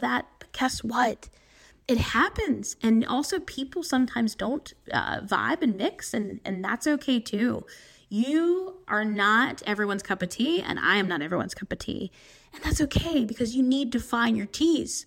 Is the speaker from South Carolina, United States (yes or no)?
yes; South Carolina, United States; I'm coming from South Carolina